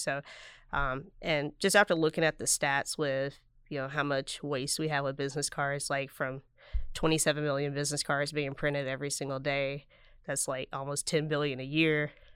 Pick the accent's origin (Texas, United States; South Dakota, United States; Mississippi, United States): Mississippi, United States; Vicksburg; moved away as an adult; also born or lived in New Jersey; I'm originally from Vicksburg